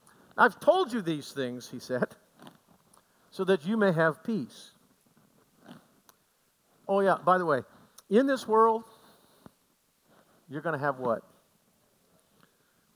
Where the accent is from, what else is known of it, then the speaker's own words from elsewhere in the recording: Aroostook County, Maine, United States; I grew up in Aroostook County